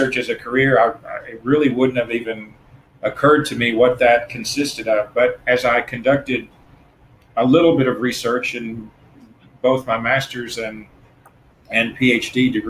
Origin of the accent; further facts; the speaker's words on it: Tennessee, United States; moved away as an adult; now in Florida, United States; So I'm originally from Tennessee. I moved to Florida about 25 years ago.